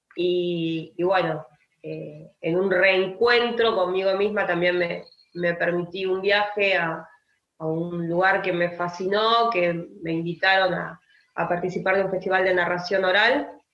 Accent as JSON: {"language": "Spanish", "country": "Argentina", "said": "como argentinos"}